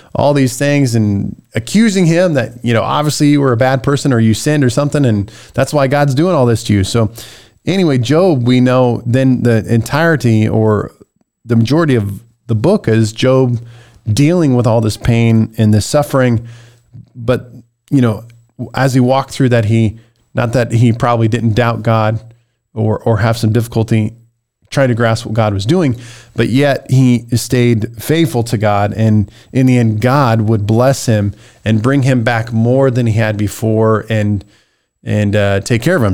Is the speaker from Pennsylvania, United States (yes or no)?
no; Nebraska, United States; I was born literally in Nebraska